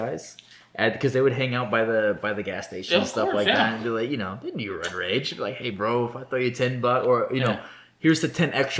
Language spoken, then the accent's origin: English; South Florida, United States; I grew up in South Florida